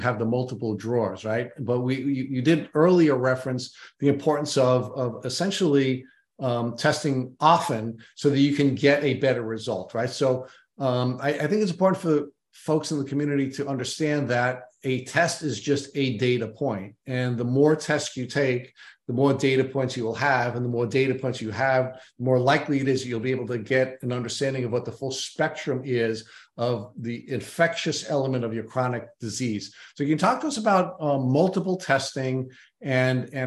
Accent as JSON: {"language": "English", "region": "New York", "country": "United States", "said": "I'm a New Yorker."}